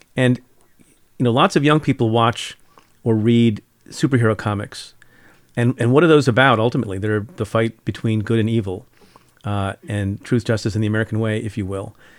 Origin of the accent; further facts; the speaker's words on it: India; now in United States; I'm from India. Was born in India.